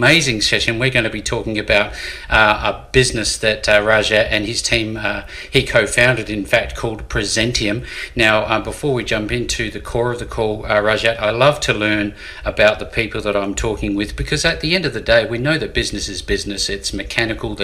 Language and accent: English; Australia; I'm an Australian cricket follower